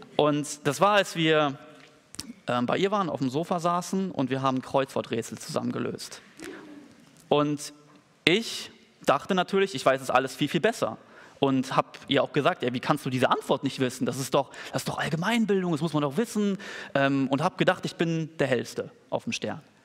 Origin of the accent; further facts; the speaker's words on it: Germany; als Deutsche